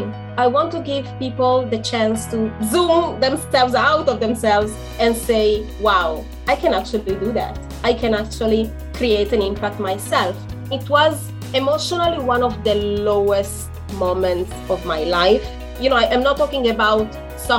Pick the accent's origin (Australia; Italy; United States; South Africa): Italy; now in Israel; I am in Israel, but I am originally from Italy.